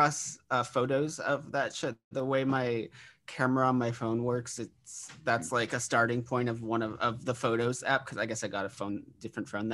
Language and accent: English; Haverhill, Massachusetts, United States; moved away as an adult; also born or lived in Boston, Massachusetts; Grew up in Haverhill, Mass. My entire life